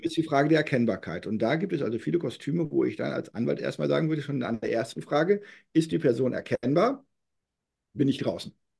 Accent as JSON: {"language": "German", "region": "North Rhine-Westphalia", "country": "Germany", "tie": "born or raised there", "moved": "yes", "lives_now": "Berlin, Germany", "said": "ich bin gebürtiger Westfale"}